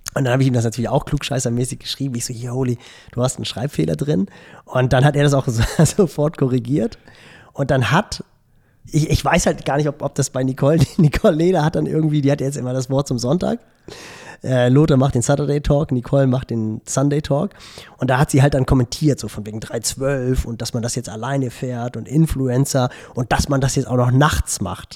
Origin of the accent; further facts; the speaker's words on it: Elmshorn, Schleswig-Holstein, Germany; Bei uns in Emshorn